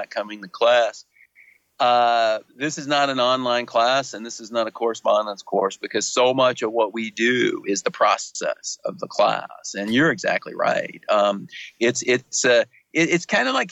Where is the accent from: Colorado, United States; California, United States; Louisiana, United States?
Louisiana, United States; I'm from Louisiana